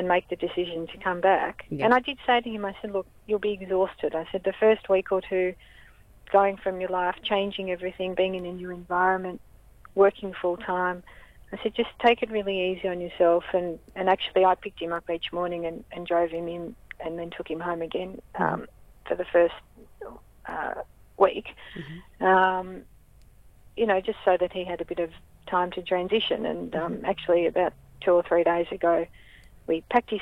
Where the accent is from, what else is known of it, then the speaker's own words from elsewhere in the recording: Melbourne, Victoria, Australia; I grew up in St Kilda.